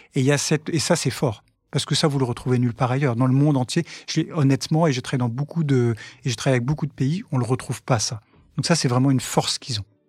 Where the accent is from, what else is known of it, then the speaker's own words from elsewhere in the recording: France; nous les Français